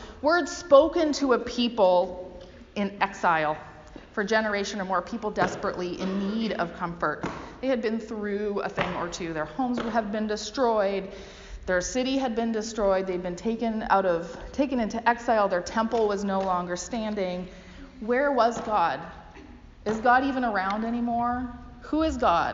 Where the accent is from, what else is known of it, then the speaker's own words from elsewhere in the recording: Canada; also born or lived in United States (Northwest); now in United States; But as a Canadian, I grew up thinking